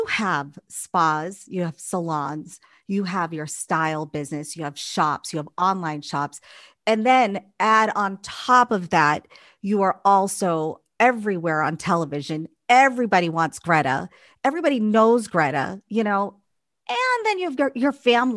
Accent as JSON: {"language": "English", "town": "Boston", "region": "Massachusetts", "country": "United States", "said": "We're both from Massachusetts, from Boston."}